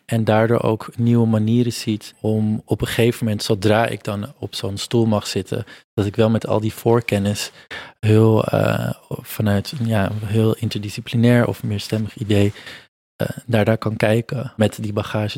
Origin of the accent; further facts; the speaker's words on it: Amsterdam, North Holland, Netherlands; ik ben hier geboren, getogen, geboren in Amsterdam, maar mijn ouders komen van, zijn vanuit Portugal geëmigreerd.